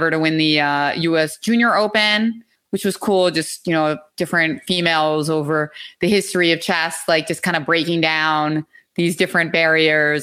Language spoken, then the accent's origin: English; Philadelphia, Pennsylvania, United States; also born or lived in New York; I'm from Philadelphia, from the city. I still live in Philadelphia.